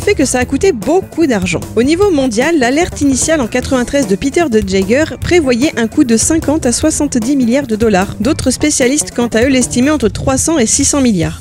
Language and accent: French; France; en tant que Française